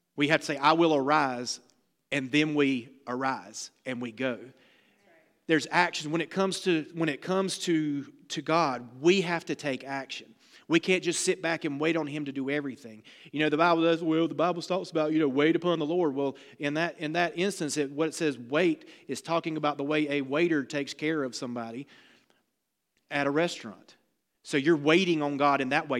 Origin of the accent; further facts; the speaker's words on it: the South, United States; I'm from the South